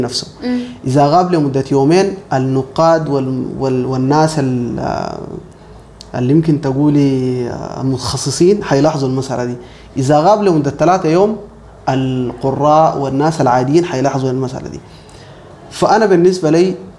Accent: Sudan; انا مسلم سوداني مهندس

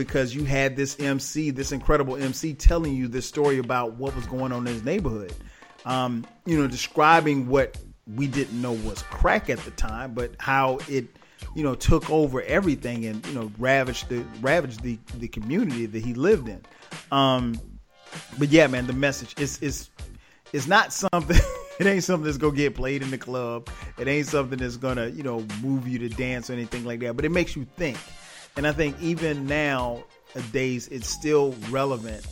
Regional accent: South Carolina, United States; growing up in South Carolina

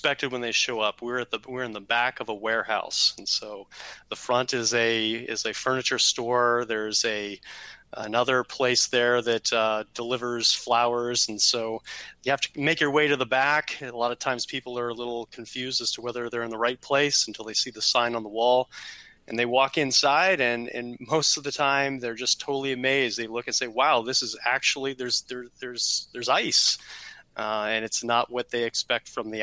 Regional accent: Canada; now in Columbus, United States; I grew up in Canada, spent about 10 years up there

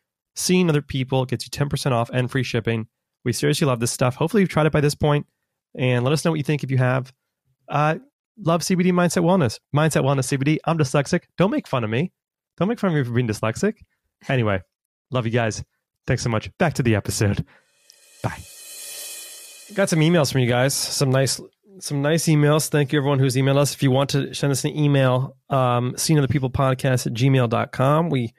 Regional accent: United States; I'm American, he is French. I don't know the like Germany, American, French sauces.

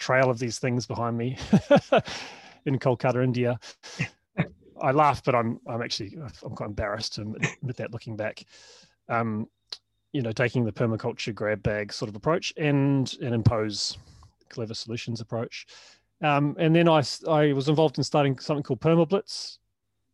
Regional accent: New Zealand; moved away as an adult; also born or lived in Melbourne, Australia; was from New Zealand

